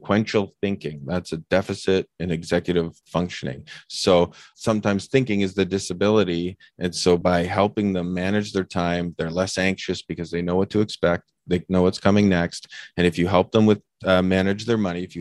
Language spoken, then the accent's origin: English; Canada; I'm typical Canadian